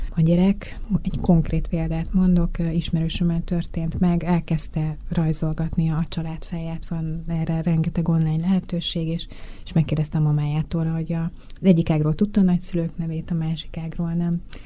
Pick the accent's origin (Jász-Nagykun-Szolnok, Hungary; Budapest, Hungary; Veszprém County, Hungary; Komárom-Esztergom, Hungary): Budapest, Hungary; én a tizenkettedik kerületben nőttem föl